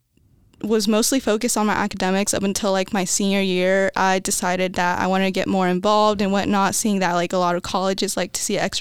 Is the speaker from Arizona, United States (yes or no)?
no; Las Vegas, Nevada, United States; moved away; I grew up in Las Vegas, Nevada